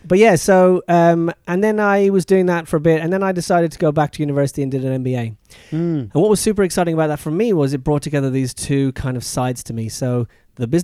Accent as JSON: {"language": "English", "town": "Dublin", "region": "Leinster", "country": "Ireland", "tie": "born or raised there", "moved": "yes", "said": "I'm Irish, yeah. Grew up in Dublin."}